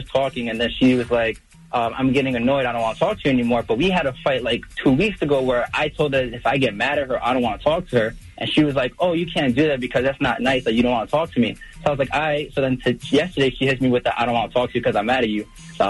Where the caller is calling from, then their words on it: New York, United States; I'm from New York.